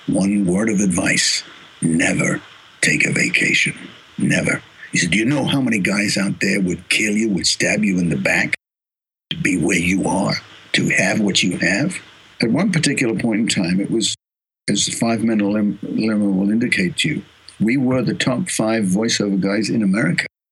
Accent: Australia; accent: Australian; also born or lived in Los Angeles; now in Sydney, Australia; I'm an Australian

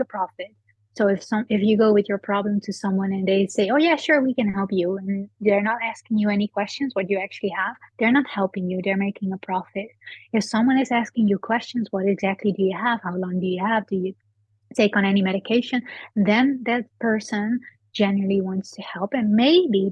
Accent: Netherlands; moved away; I'm from the Netherlands. I was born there

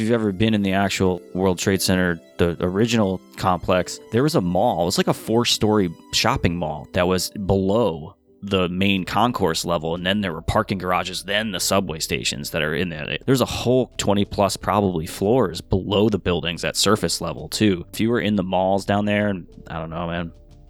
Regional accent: New York, United States; you're not used to earthquakes being a New Yorker

